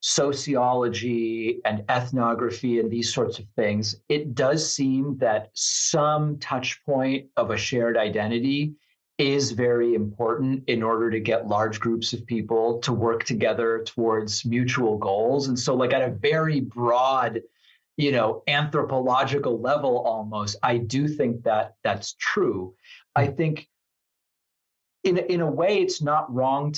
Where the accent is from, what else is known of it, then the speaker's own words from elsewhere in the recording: Argentina; English is a second language; now in United States; a Hispanic immigrant from Argentina, which I am, right? English is my second language. I moved here from Argentina.